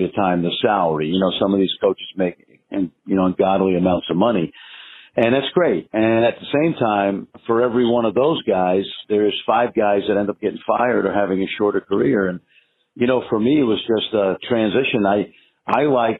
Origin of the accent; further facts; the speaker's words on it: New York City, New York, United States; Growing up in Brooklyn, New York, which has always been a hotbed of basketball